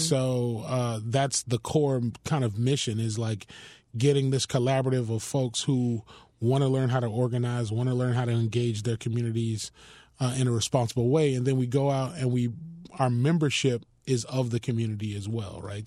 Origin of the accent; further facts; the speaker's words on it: Miami, Florida, United States; also born or lived in Philadelphia; I was born in Philadelphia, but raised here in Miami in a community called Richmond Heights